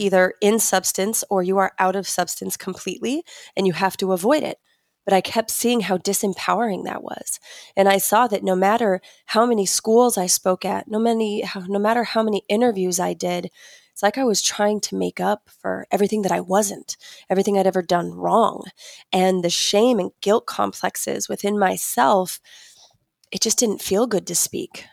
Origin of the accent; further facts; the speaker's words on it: Utah, United States; I grew up in Utah, grew up Mormon